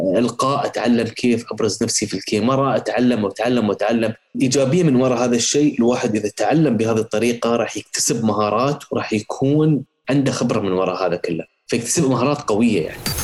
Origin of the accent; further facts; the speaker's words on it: United Arab Emirates; من الإمارات